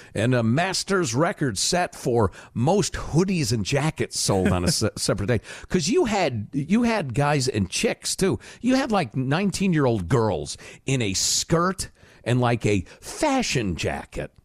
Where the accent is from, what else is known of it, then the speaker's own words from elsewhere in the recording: Chicago, Illinois, United States; moved away; I grew up in Chicagoland